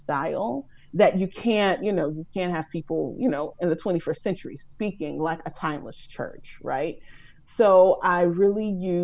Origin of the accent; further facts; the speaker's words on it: Chicago, Illinois, United States; Grew up on the South Side of Chicago, went to church